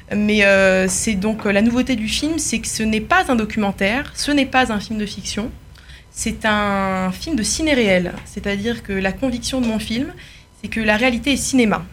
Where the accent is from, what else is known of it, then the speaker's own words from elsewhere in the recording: France; now in Paris, France; comme la majorité des jeunes juifs français